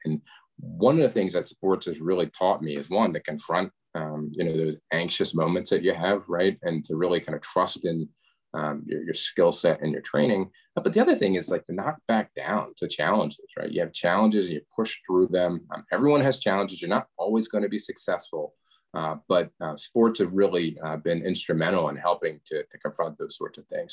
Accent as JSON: {"language": "English", "town": "Media", "region": "Pennsylvania", "country": "United States", "tie": "born or raised there", "said": "I grew up outside of Philadelphia in a town called Media"}